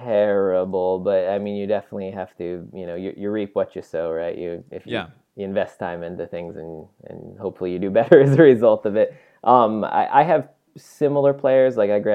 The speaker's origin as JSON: {"language": "English", "region": "New York", "country": "United States", "tie": "born or raised there", "said": "So I grew up near New York City."}